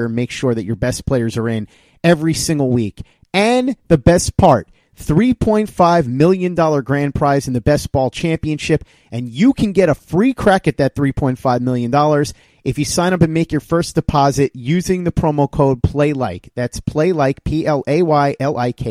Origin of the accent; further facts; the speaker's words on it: New York, United States; I'm a New Yorker